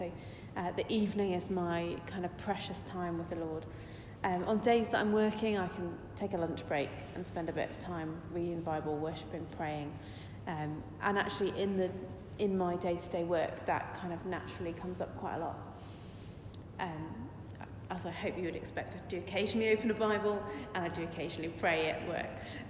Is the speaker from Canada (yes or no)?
no; South East England, United Kingdom; because I come from Surrey and there are lots of people who are leaders